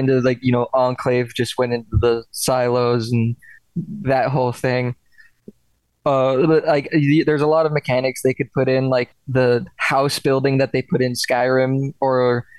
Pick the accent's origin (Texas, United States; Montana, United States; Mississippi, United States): Montana, United States; I'm taking y'all to my home state. We're going to Missoula, Montana.